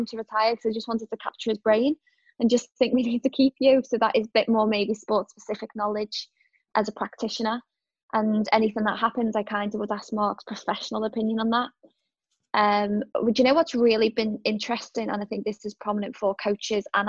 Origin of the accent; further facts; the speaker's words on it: Liverpool, North West England, United Kingdom; moved away; I'm a Scouser